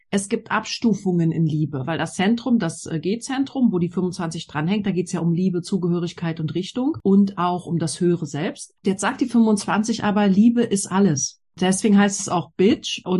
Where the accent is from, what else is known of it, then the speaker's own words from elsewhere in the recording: Berlin, Germany; Also ich bin ja in Berlin groß geworden und ich hatte auch das Glück, dass wir in der Schule coole Sachen machen durften